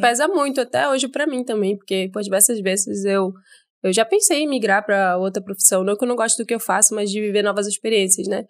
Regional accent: Manaus, Amazonas, Brazil; eu sou daqui de Manaus mesmo

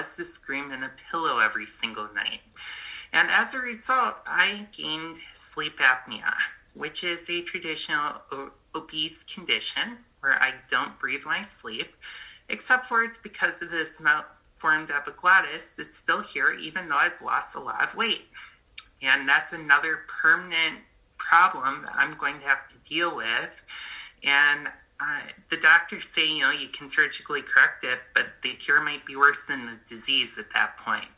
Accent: Buffalo, New York, United States; moved away as an adult; I moved from Buffalo, New York, where I grew up, to New York City.

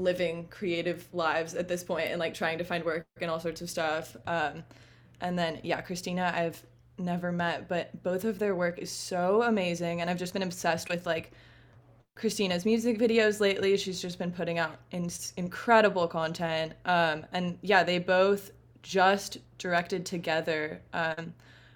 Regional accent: Southern California, United States; born and raised in Southern California

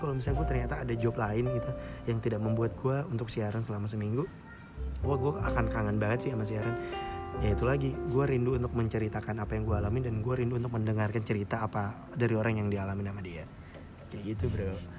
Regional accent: Makassar, South Sulawesi, Indonesia; moved away as an adult; gue dulu di kota asal gue Makassar berarti gue perantau

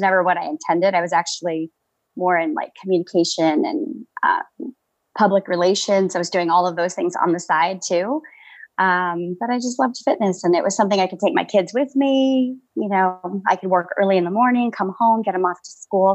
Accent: Tucson, Arizona, United States; I'm from Tucson, Arizona, born and raised out here

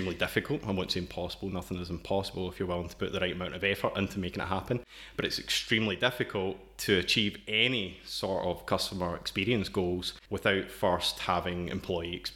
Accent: Scotland, United Kingdom; accent: Scottish; moved away as an adult; now in Brno, Czech Republic; From the accent, you can tell I'm originally from Scotland

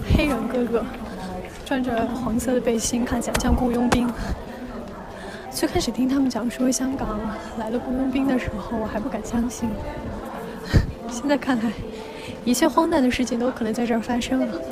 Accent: China; now in Hong Kong; 我们大陆人

